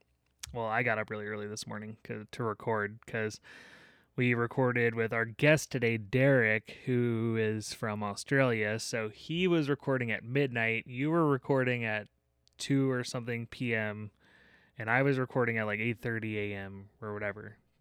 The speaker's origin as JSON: {"language": "English", "region": "Colorado", "country": "United States", "said": "me and a couple of the other guys, that's like what we loved, and we come from Colorado and that's what we're interested in."}